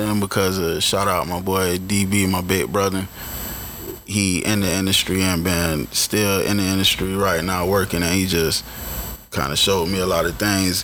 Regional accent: Miami, Florida, United States; moved away as an adult; also born or lived in Broward County, Florida; I'm originally born and raised in Miami, Florida

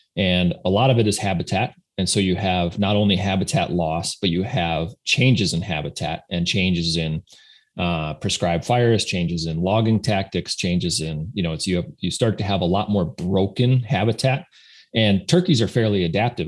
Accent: South Dakota, United States; I grew up in South Dakota, went to school in North Dakota, at North Dakota State

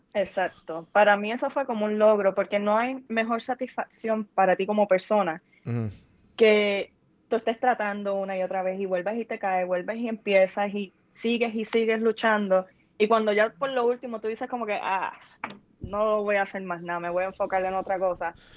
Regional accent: Puerto Rico; en nuestra cultura en Puerto Rico, porque obviamente soy puertorriqueña

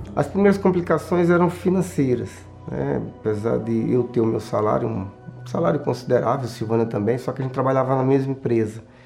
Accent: João Pessoa, Paraíba, Brazil; moved away as an adult; now in São Paulo, Brazil; sou paraibano da cidade de João Pessoa. Em 1990 eu vim para São Paulo

